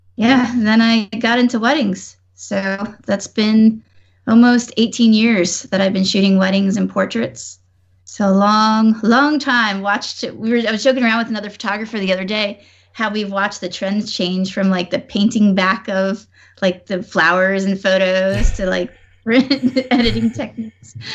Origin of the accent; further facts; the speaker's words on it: Newburgh, New York, United States; moved away as an adult; now in Washington, D.C., United States; I'm actually from New York too